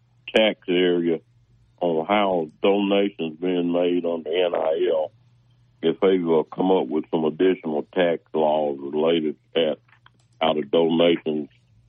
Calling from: Huntsville, Alabama, United States; Huntsville, Alabama.

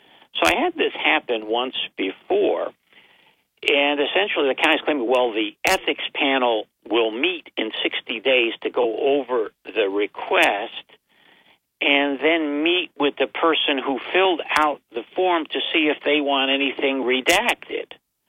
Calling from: Binghamton, New York, United States; from Binghamton

